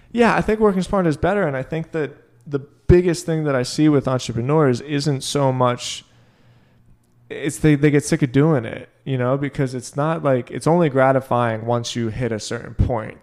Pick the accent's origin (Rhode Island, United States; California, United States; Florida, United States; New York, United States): Florida, United States; Boca Raton; moved away; I came from Boca